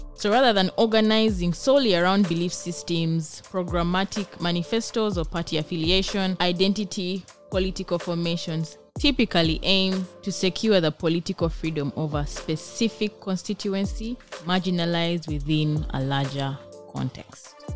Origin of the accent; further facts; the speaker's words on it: Uganda; now in Israel; I am a BGU student, Africa Studies from Uganda